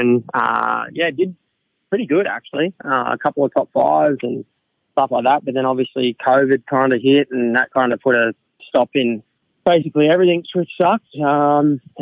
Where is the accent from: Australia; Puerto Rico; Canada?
Australia; it's my home country